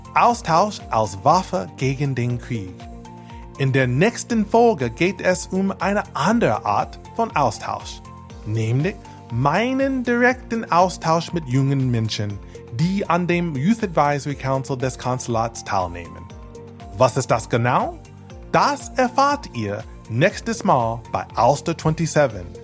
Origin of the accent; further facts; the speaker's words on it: United States; German is a second language; moved away as an adult; now in Germany; als Amerikaner